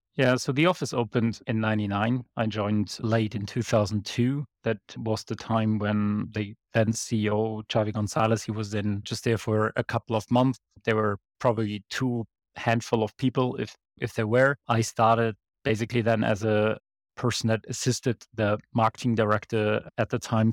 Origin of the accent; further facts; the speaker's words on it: Bonn, North Rhine-Westphalia, Germany; Bonn is my hometown, it's where I went to school